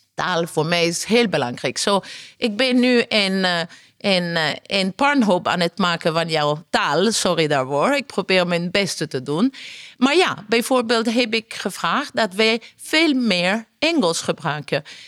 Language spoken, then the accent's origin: Dutch; Italy; Dutch is a second language; now in Netherlands; Ik ben Italiaans.